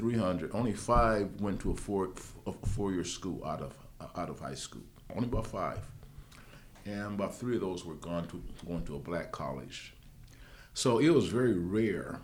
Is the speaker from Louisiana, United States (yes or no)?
no; San Diego, California, United States; now in Sacramento, United States; the kind of environment that I grew up in San Diego